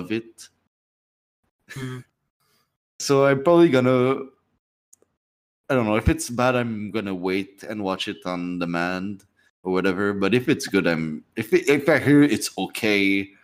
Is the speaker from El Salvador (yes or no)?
no; Canada; being Canadian